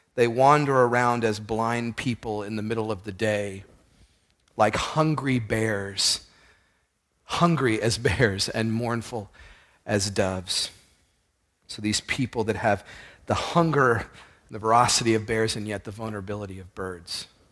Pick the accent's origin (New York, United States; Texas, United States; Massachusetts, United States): Texas, United States; Houston; I grew up in Houston